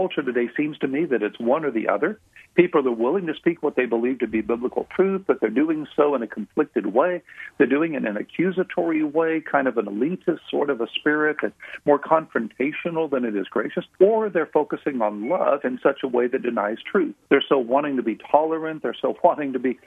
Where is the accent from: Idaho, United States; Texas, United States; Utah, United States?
Texas, United States; Houston; I grew up in Houston, Texas, in a loving, wonderful home